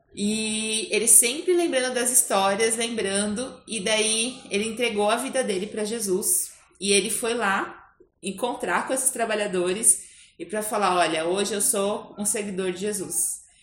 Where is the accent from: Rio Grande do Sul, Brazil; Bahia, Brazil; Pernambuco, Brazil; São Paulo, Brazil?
São Paulo, Brazil; Eu nasci em São Paulo